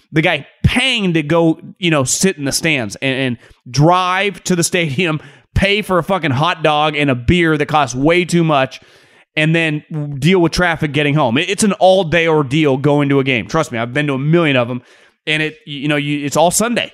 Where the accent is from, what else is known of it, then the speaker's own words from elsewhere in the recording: Davis, California, United States; moved away; also born or lived in Philadelphia; I grew up in Davis, but it's basically right next to Sacramento.